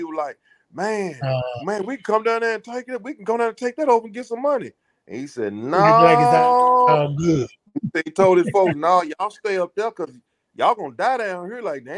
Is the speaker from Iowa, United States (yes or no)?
no; Memphis, Tennessee, United States; No, Memphis is not, you know, a lot of people, they come down here, and even from back in the days, they pretty much know the business now